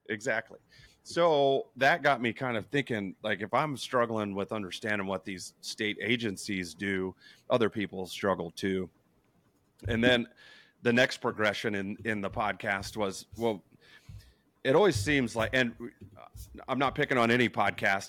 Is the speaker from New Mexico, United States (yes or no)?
yes; New Mexico, United States; I'm from New Mexico